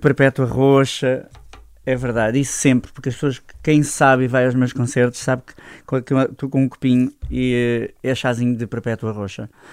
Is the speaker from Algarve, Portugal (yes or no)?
yes; Loulé, Algarve, Portugal; moved away as an adult; also born or lived in Setúbal; Lolé, é minha terra, a minha terra onde eu cresci, onde eu nasci